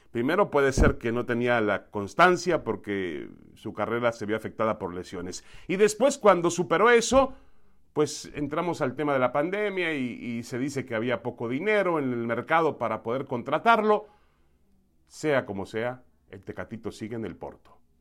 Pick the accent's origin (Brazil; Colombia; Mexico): Mexico; tiene tanto derecho como cualquier otro mexicano, como yo